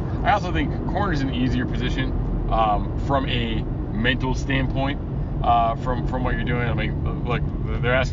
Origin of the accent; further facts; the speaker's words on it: Minnesota, United States; when I grew up in Minnesota